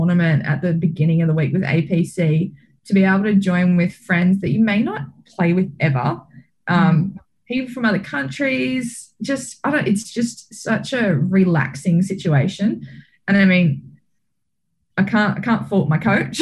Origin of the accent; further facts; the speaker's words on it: Australia; being an Australian